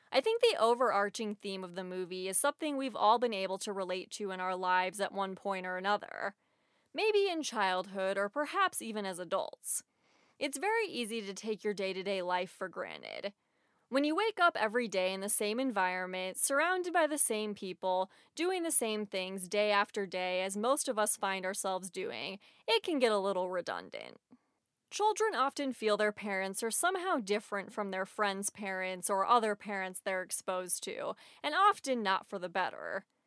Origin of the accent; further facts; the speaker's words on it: St. Louis, Missouri, United States; moved away as an adult; also born or lived in Los Angeles; I moved away from my hometown of Saint Louis, where all my friends and family are, to Los Angeles